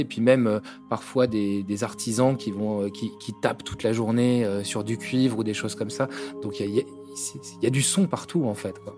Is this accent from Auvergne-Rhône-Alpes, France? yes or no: no; Brittany, France; now in Kathmandu, Nepal; je suis breton